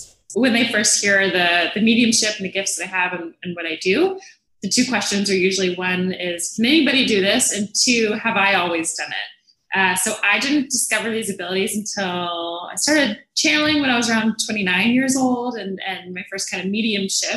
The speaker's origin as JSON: {"language": "English", "town": "Atlanta", "region": "Georgia", "country": "United States", "moved": "yes", "said": "I'm from Atlanta"}